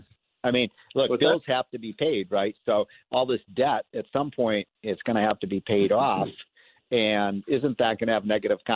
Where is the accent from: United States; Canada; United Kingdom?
United States; Illinois; my home state of Illinois